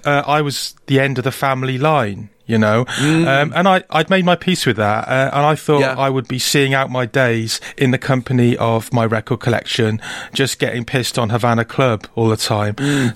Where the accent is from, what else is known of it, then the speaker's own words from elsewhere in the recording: Wales, United Kingdom; now in Brighton, United Kingdom; I, a Welshman